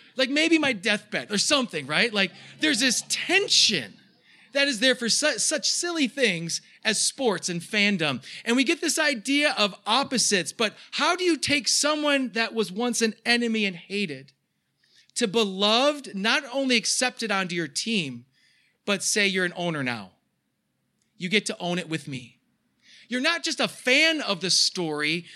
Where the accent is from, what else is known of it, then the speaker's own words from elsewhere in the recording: United States; as American Christians